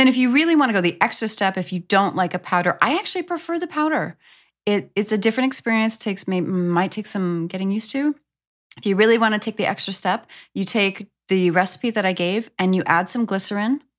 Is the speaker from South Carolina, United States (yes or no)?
no; New York, United States; moved away; I'm from New York